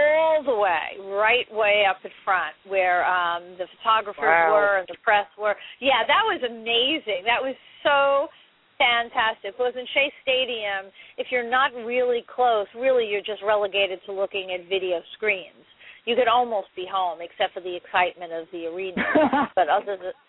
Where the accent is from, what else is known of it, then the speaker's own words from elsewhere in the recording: New York City, New York, United States; I grew up in Manhattan, and in Manhattan you don't have cars